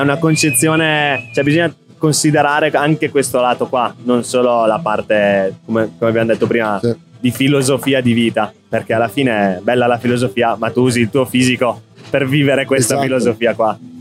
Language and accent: Italian; Reggio Emilia, Emilia-Romagna, Italy; now in Milan, Italy; Reggio, sono di Reggio Emilia